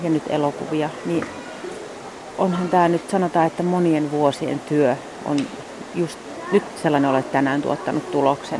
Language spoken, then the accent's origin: Finnish; Järvenpää, Uusimaa, Finland; also born or lived in Lahti / Padasjoki; mä oon Järvenpäästä